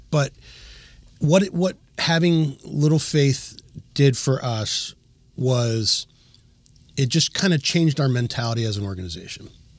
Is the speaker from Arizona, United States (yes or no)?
no; Medford, New Jersey, United States; Medford. People don't know Medford, but they know Cherry Hill.